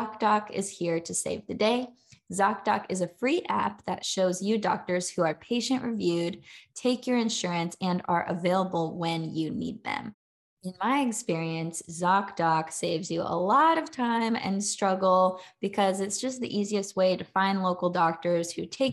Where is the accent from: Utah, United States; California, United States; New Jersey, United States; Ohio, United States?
California, United States; now in Charlotte, United States; I live in Charlotte, North Carolina. But I'm from California originally.